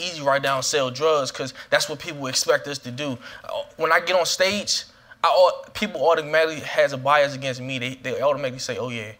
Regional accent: Washington, District of Columbia, United States; I'm from Southeast Washington, D.C.

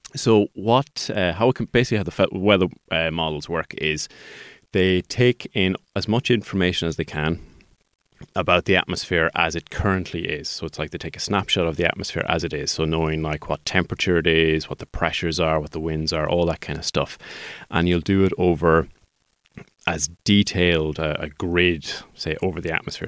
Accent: Sligo, Connacht, Ireland; I'm a Sligo man

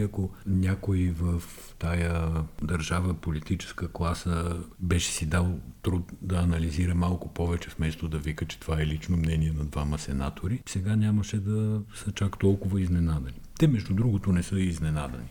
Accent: Bulgaria; Ние сме българи

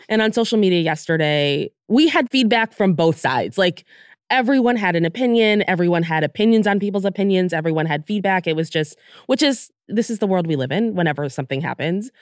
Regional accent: United States; now in United Kingdom; we're from the United States

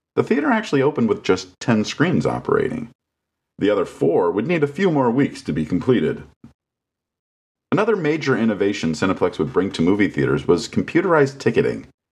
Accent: Los Angeles, California, United States; moved away; also born or lived in Santa Cruz; I headed back to my hometown.

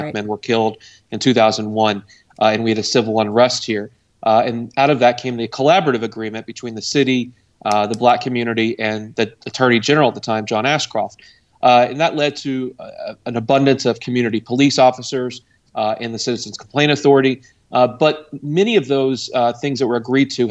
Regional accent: Louisville, Kentucky, United States; now in Cincinnati, United States; I'm from Louisville, Kentucky, originally

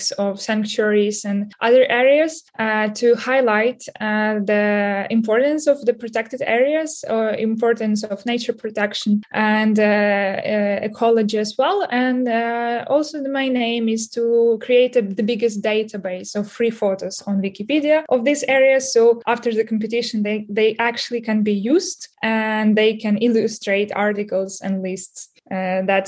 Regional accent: Ukraine; I'm from Ukraine

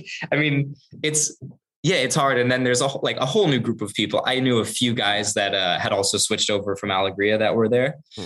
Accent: United States; I'm American.

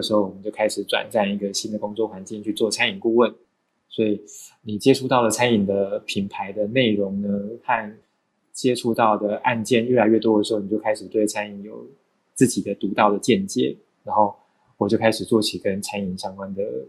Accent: Changhua County, Taiwan; also born or lived in Taichung / Taipei; now in Hualien, Taiwan; 我是彰化人，但是念书生活在台中，然后后来毕业之后就到台北上班，然后现在在花莲。

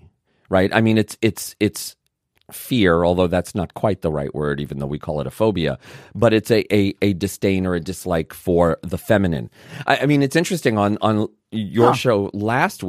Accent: New York City, New York, United States; also born or lived in Vermont; now in Canada; I grew up in Brooklyn.

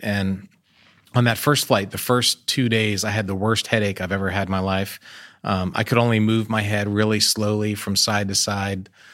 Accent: United States; I'm American, so I'm proud of American things

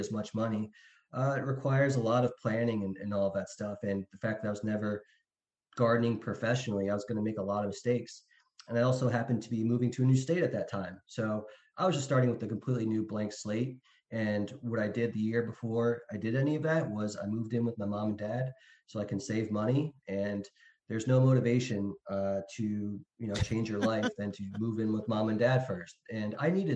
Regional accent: Pennsylvania, United States; moved away as an adult; also born or lived in North Carolina; now in Florida, United States; I grew up in Pennsylvania, went to school in Philadelphia

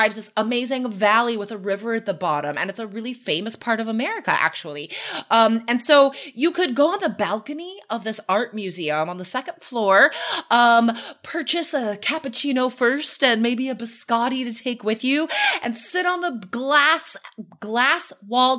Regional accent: United States; now in Oregon, United States; where I grew up near Lake Tahoe

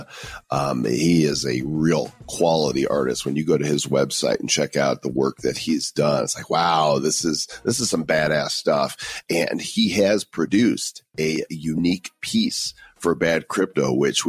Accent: United States; I'm American.

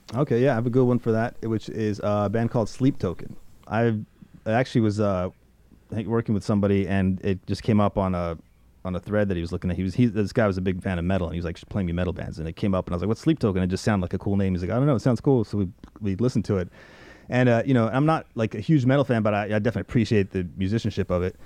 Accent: Harford County, Maryland, United States; when I came to the States uh, in the 90s, my hometown was in, at that point is Maryland in uh, Harford, Harford, County, Maryland.

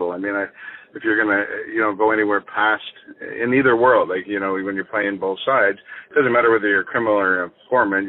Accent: Nova Scotia, Canada; also born or lived in Halifax / Greenwood; I grew up in Nova Scotia.

